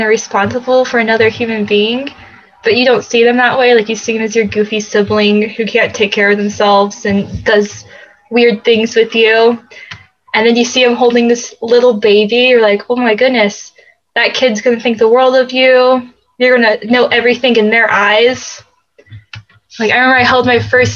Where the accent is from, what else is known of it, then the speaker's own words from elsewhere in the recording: St. Mary's County, Southern Maryland, United States; I am from Southern Maryland in a county called St. Mary's, and there's not much there. There's Amish, and I lived there my entire life. I'm number 9 of 10 kids, and yeah, and so I grew up there